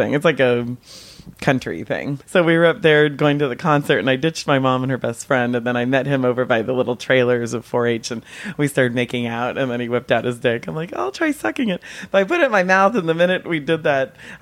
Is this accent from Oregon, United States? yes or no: no; Marin County, California, United States; also born or lived in New York; now in San Francisco, United States; I actually grew up on the other side of the Golden Gate Bridge. So I grew up in Marin